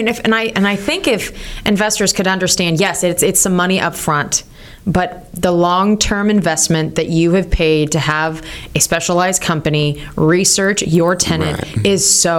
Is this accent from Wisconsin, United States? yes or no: no; California, United States; I'm from California